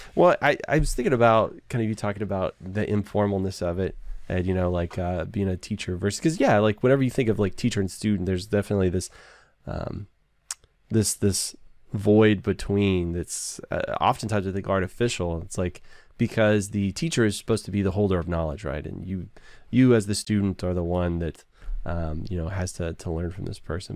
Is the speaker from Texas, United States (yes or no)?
yes; Texas, United States; I'm from Texas. I live in Texas